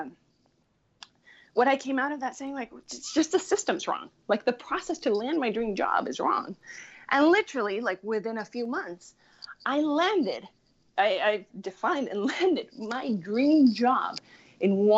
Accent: Chile; I grew up in Chile, which is Latin America

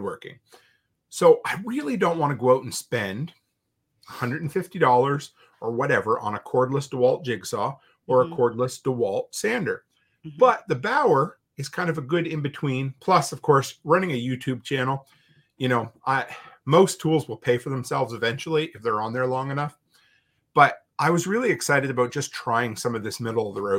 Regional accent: Canada; I'm a Canadian

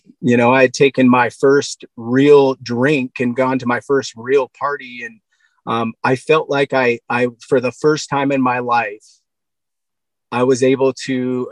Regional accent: Black Diamond, Washington, United States; also born or lived in Buckley, Washington; I grew up in Black Diamond, Washington State

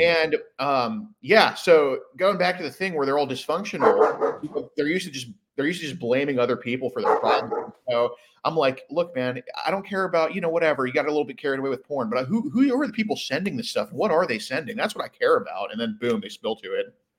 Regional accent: Houston, Texas, United States; I'm from Houston, Texas

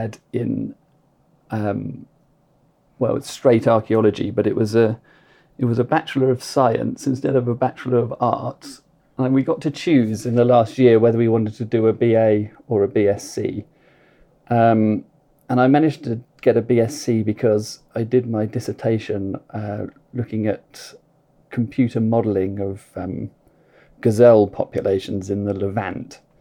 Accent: Arundel, South East England, United Kingdom; I grew up in Arundel in West Sussex

